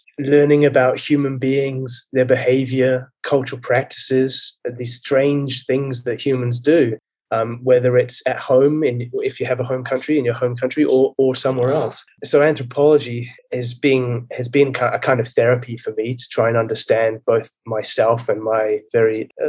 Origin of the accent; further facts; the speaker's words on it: Germany; also born or lived in Hong Kong / United Kingdom; I think I was born into it. I was born and brought up in Germany. My father's British military. And we spent a lot of time in Hong Kong as well as Germany and a bit of time in the UK.